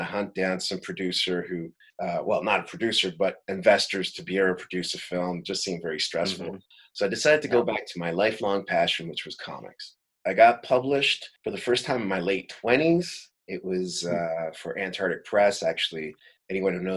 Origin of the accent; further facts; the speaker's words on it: Madrid, Community of Madrid, Spain; also born or lived in Brooklyn, New York; now in Paris, France; Born in Madrid. Dad's from East St. Louis. My mom's Spanish.